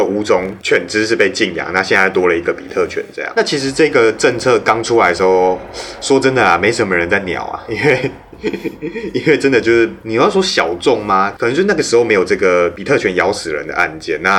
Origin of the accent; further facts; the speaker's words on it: Taiwan; 哼，俺台湾人就惊死，嗯，无法动。